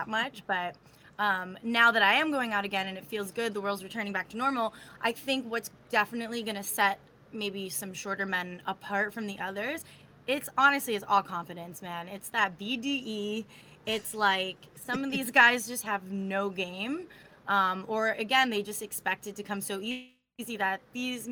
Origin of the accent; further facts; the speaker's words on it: Florida, United States; I'm from Florida